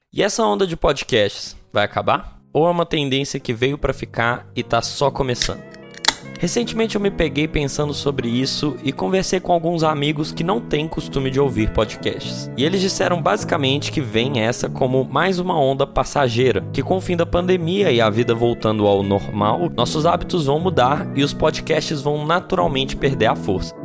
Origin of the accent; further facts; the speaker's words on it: Brazil; nós brasileiros